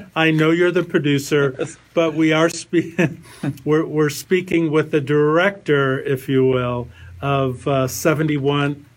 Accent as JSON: {"language": "English", "region": "Midwest", "country": "United States", "said": "I'm from the Midwest"}